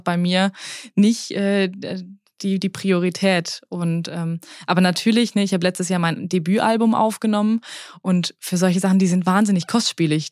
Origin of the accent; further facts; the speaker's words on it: Swabia, Baden-Württemberg, Germany; ich bin im Schwarmländler aufgewachsen